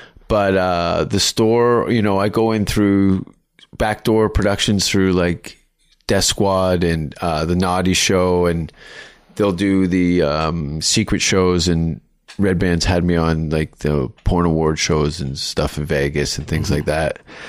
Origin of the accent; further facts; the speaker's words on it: Canada; No, but I'm pretty talented from Canada.